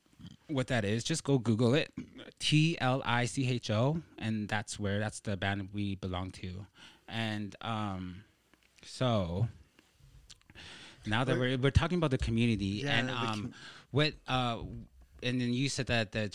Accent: Behchokǫ̀, Northwest Territories, Canada; Braeden and I are indigenous, and we are originally from Bechako or Edzo, which I like to say Edzo.

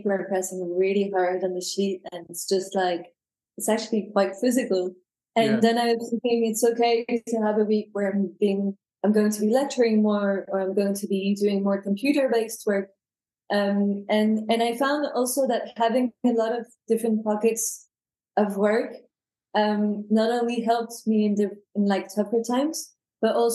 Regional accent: France; accent: French; first language French; English is a second language; also born or lived in United Kingdom; now in London, United Kingdom; I was born in the UK. But obviously you can hear from my accents that my mother tongue is French. I'm never going to get rid of the accent, I think.

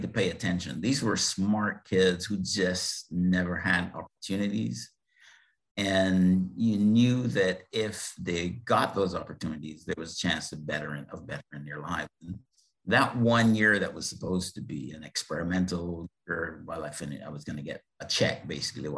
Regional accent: Barbados; moved away as an adult; also born or lived in Bethlehem, Pennsylvania, United States; I was born in Barbados in the Caribbean

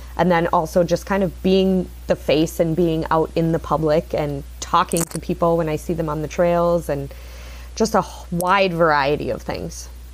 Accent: Sheboygan, Wisconsin, United States; I grew up here in Sheboygan, Wisconsin.

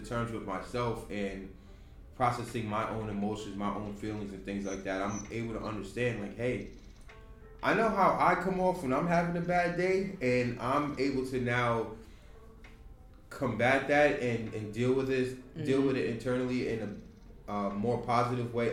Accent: Yonkers, New York, United States; growing up in New York, we we become desensitized to a lot

